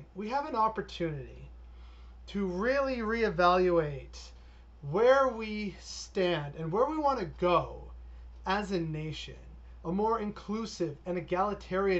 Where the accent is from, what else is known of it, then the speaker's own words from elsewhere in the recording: Canada; I do love being Canadian